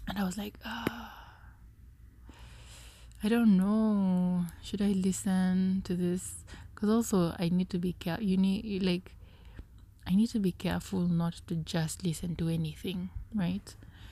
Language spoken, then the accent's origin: English; Kenya; I am Kenyan